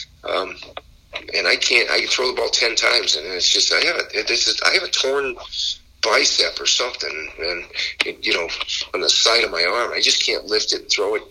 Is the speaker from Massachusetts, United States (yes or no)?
yes; Boston, Massachusetts, United States; now in Las Vegas, United States; I'm from Boston. I'm from the New England area